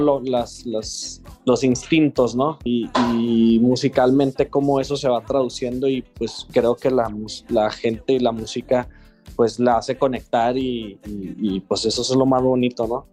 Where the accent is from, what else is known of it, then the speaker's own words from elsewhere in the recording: Chihuahua, Mexico; nosotros somos de Chihuahua